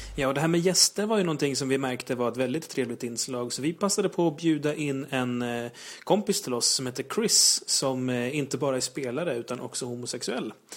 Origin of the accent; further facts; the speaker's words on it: Uppsala, Uppsala County, Sweden; moved away; jag kommer ursprungligen från Uppsala.